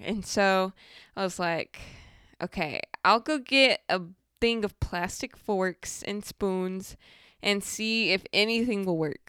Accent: Moreno Valley, California, United States; moved away; I grew up in Moreno Valley, California.

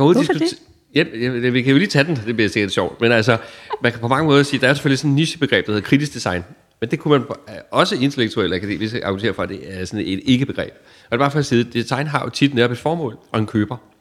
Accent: Denmark

